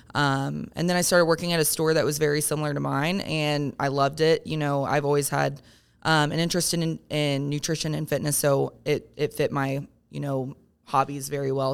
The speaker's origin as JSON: {"language": "English", "town": "Parkersburg", "region": "West Virginia", "country": "United States", "tie": "born or raised there", "lives_now": "Morgantown, United States", "said": "I grew up in Parkersburg"}